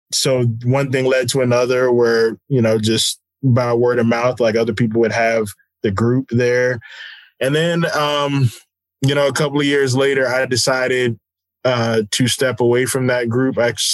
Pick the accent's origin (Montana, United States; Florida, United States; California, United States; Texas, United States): Texas, United States; San Antonio; I am the son of a military family. And so I grew up on Kelly Air Force Base.